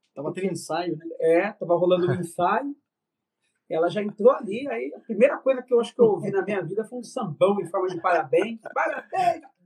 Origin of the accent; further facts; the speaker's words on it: São Paulo, Brazil; eu sou paulista da Gema, né? Nasci no centro da cidade de São Paulo